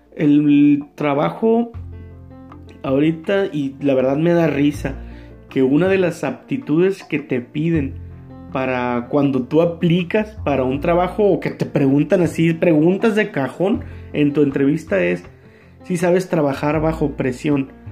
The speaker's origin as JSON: {"language": "Spanish", "country": "Mexico", "said": "nosotros como mexicanos"}